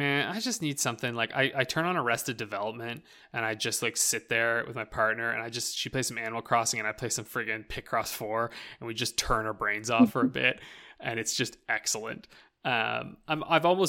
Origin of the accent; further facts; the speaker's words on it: Canada; accent: rural Canadian ("byes"); here in Canada, when you go out into the boonies and you go out into like, you know, rural Canada, we have accents that you wouldn't even, you'd be like, what is this man saying? I mean, my accent growing up